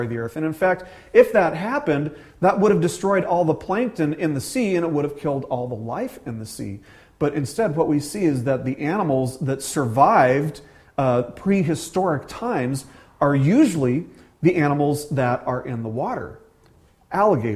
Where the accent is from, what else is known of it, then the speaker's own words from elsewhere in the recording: Las Vegas, Nevada, United States; moved away; growing up in the desert, you know, I'm from Las Vegas originally, growing up in the desert